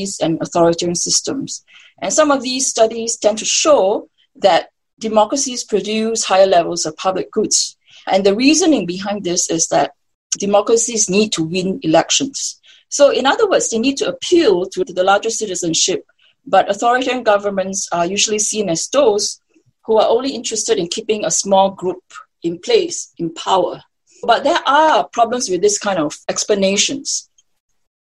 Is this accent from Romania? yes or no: no; Singapore; I'm born and raised as a Singaporean.